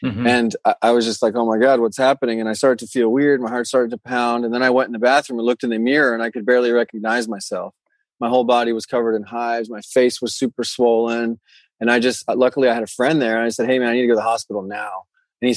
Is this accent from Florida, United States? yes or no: yes; Florida, United States; moved away as an adult; also born or lived in Europe / Bali; I grew up in Florida and I lived there, you know, most until I was 20 or 21 or so. And then I took off and moved to Europe actually, and then found myself in Bali